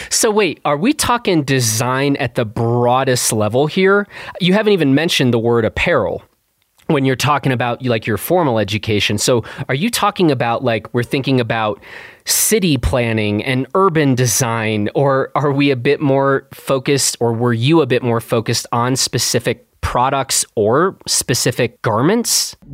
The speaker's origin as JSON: {"language": "English", "region": "Wellington", "country": "New Zealand", "tie": "born or raised there", "also_born_or_lived": "Australia / Vancouver, Canada", "moved": "as an adult", "lives_now": "London, United Kingdom", "said": "growing up in New Zealand"}